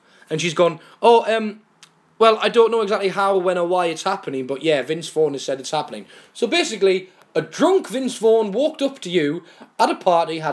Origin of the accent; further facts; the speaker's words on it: England, United Kingdom; I'm English